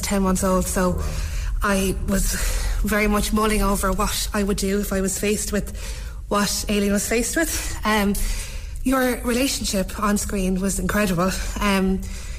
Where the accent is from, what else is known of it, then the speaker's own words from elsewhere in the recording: Celbridge, County Kildare, Ireland; I'm from Selbridge, so very close to where Paul is from